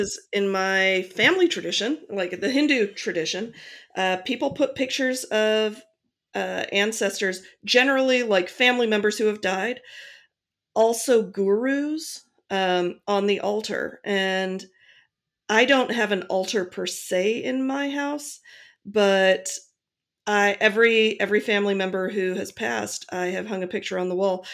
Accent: Akron, Ohio, United States; seventeen people I grew up with in Akron, Ohio

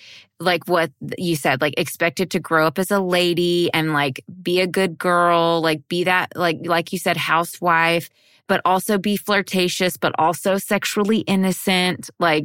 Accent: Texas, United States; I was born and raised in Texas, but Texas is huge.

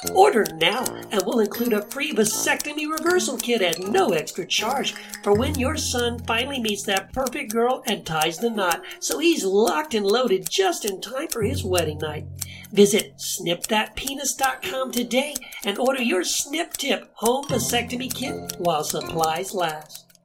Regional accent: El Paso, Texas, United States; I grew up in El Paso, Texas, uh, was raised in a conservative Christian home

